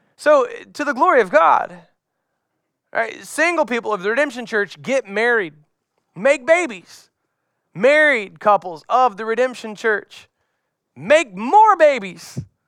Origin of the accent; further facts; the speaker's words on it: Florida, United States; As a young boy growing up in Florida, carrying my surfboard out to the beach